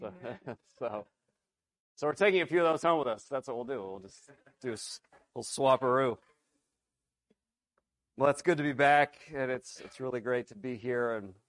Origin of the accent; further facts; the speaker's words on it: Philippines; I grew up in the Philippines. Many of you know my dad. He's been here. And my parents are missionaries.